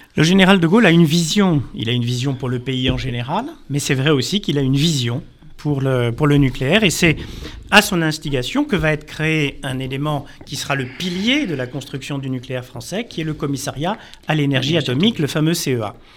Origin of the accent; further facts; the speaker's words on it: France; en tant que Français